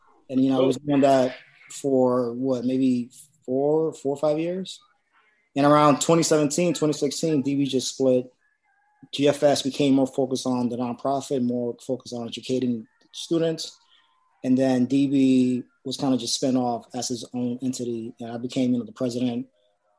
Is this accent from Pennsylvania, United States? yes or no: no; New York City, New York, United States; I'm a producer from the South Bronx. I've been living in the Bronx my entire life.